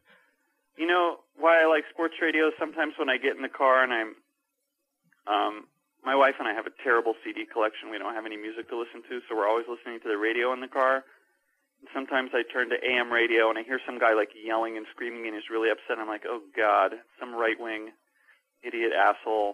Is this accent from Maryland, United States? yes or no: no; Chapel Hill, North Carolina, United States; I grew up in Chapel Hill